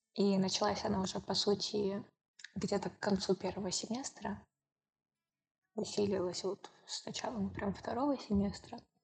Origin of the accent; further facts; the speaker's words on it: Moscow Oblast, Russia; я сама из Московской области